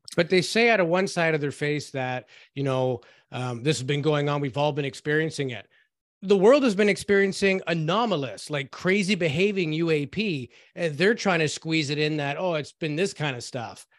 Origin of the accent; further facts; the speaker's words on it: Canada; we're Canadian